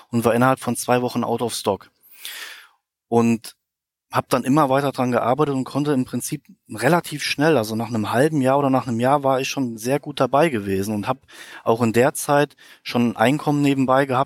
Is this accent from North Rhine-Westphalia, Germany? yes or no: no; Koblenz, Rhineland-Palatinate, Germany; In meiner Heimat dann auch mich um die Lieferanten gekümmert. Ich konnte dann auch einen zweiten Lieferanten finden, der auch in der Heimat war damals, ich bin ja hier aus der Koblenzer Ecke, der auch Bettwaren produziert hat